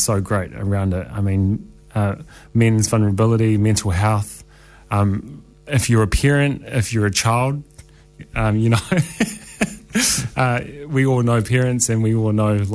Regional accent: Wellington, New Zealand; moved away; my hometown. I grew up in Wellington

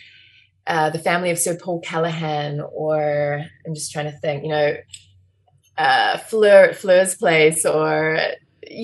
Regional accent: Nelson, New Zealand; also born or lived in Lyall Bay, Wellington; now in Wellington, New Zealand; I grew up in Nelson and I had a lot of access to the outdoors

